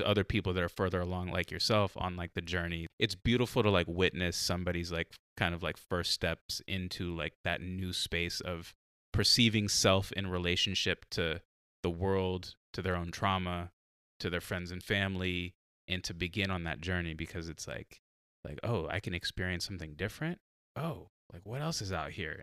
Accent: San Diego, California, United States; now in Oregon, United States; I'm from San Diego

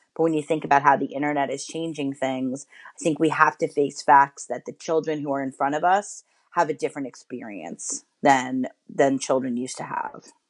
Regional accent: New York City, New York, United States; I grew up in New York City, in Manhattan.

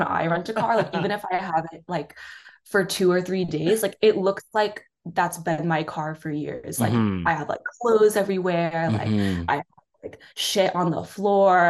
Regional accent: the Oranges, New Jersey, United States; I'm from Jersey

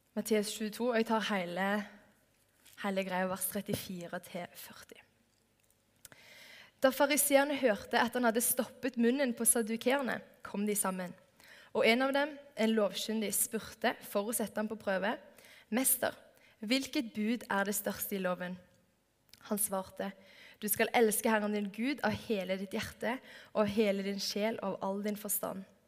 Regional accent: Stavanger, Rogaland, Norway; moved away; Jeg har hatt en sommerjobb i åtte år hjemme i Stavanger

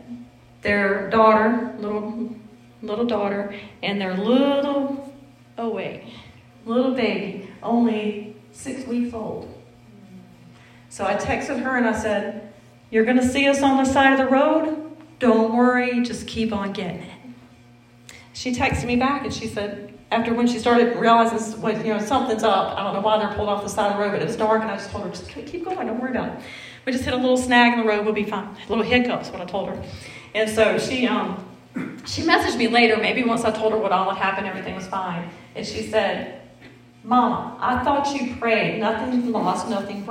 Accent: the South, United States; accent: southern; that's my southern accent

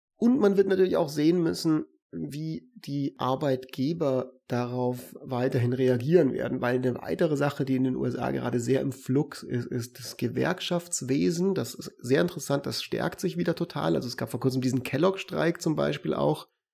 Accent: Germany; bei uns in Deutschland

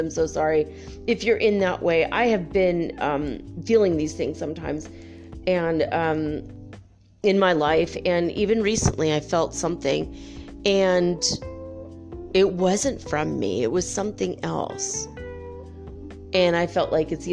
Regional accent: California, United States; moved away; also born or lived in North Dakota / Santa Barbara; I grew up in California and we all moved back east

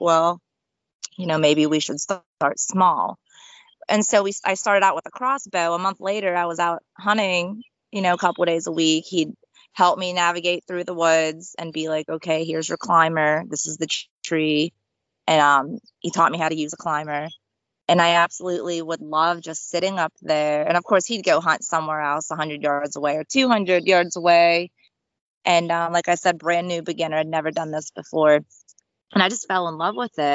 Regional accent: United States; We are all from Sicily. My sister and I were actually born in the USA

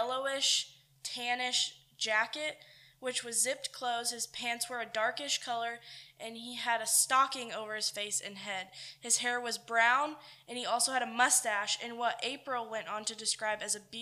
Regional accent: Winchendon, Massachusetts, United States; I'm from Winchendon, Massachusetts

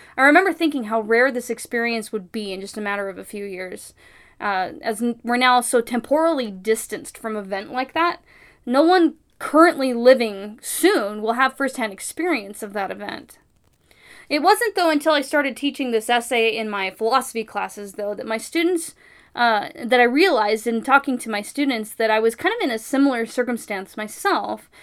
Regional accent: California, United States; as a Californian.

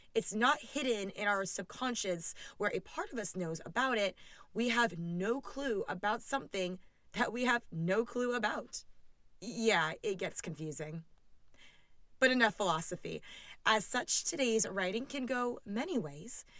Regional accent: California, United States; as a Californian

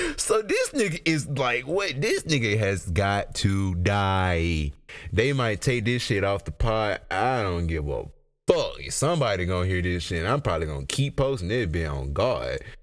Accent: United States; as an American

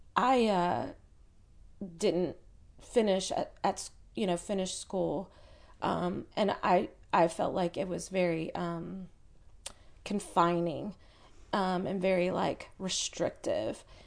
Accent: Chattanooga, Tennessee, United States; moved away; also born or lived in California; I was born and raised in Chattanooga.

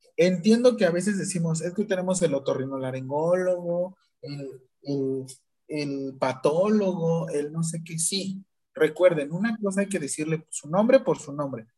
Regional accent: Mexico; nosotros como mexicanos

